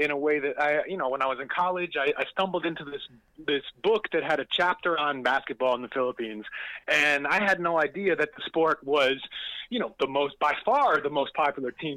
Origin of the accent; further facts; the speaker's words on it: New York City, New York, United States; moved away; I was back home. I'm from New York. I was living in the city